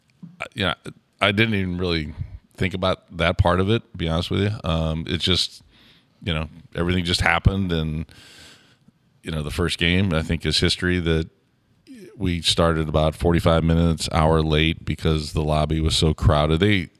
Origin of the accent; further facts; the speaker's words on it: St. Louis, Missouri, United States; Well, growing up in St. Louis, we called it hock sock.